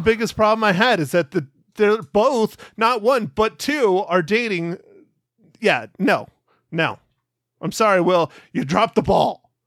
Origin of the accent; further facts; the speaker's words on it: Arizona, United States; being in Arizona in my hometown